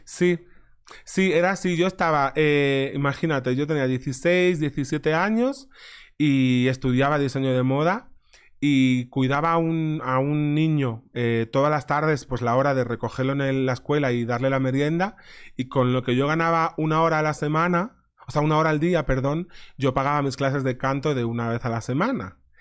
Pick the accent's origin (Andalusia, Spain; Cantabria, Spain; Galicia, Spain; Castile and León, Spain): Galicia, Spain; Ares; moved away as an adult; also born or lived in London; mi pueblo se llama Ares, que son pues somos como 4.000 habitantes